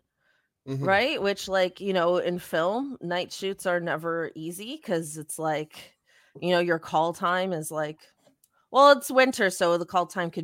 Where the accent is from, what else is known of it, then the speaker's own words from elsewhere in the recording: Canada; I'm actually not sure. We're Canadian.